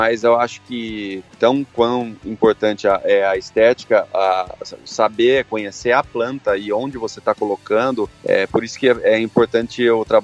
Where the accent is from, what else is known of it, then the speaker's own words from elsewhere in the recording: Campinas, São Paulo, Brazil; also born or lived in Três Lagoas; O Paulo, eu sou nascido aqui em Campinas, morei sete anos em Três Lagoas, onde meu pai teve um, umas atividades agrícolas lá também.